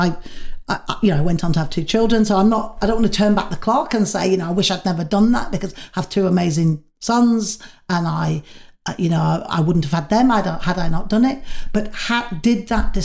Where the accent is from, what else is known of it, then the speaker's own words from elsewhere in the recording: Manchester, North West England, United Kingdom; moved away as an adult; I'd come from Manchester